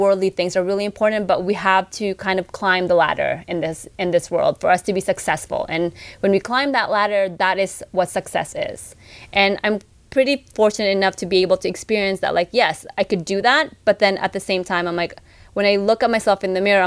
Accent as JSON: {"language": "English", "country": "Philippines", "said": "we're Filipino"}